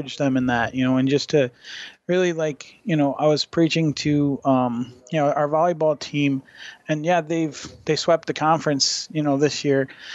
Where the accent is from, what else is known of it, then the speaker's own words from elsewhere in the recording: Michigan, United States; I'm from Michigan.